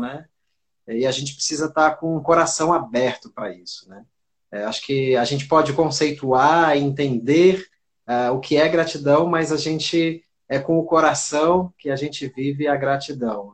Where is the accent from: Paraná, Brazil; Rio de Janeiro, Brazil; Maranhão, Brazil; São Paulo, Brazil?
São Paulo, Brazil; Santos; moved away as an adult; now in Rio Grande do Norte, Brazil; Eu estou há 24 anos aqui, né, mas eu sou de Santos, São Paulo